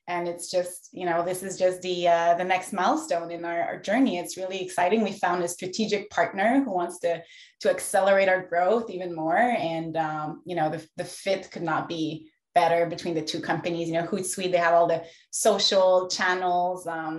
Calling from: Montreal, Quebec, Canada; Yes, I'm in Montreal today.

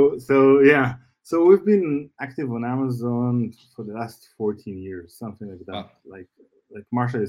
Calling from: Tel Aviv, Tel Aviv District, Israel; Yes, I am based in Israel.

